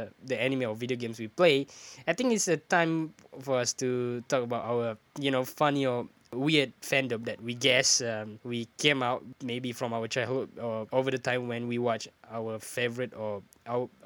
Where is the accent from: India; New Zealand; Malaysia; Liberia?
Malaysia; as a Malaysian